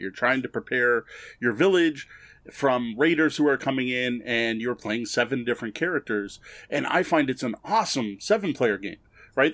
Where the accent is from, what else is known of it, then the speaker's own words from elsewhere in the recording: Canada; I'm Canadian.